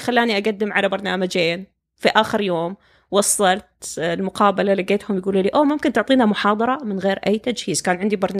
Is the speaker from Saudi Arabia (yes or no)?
yes; Saudi Arabia; moved away as an adult; طبيعة التعليم عندنا في السعودية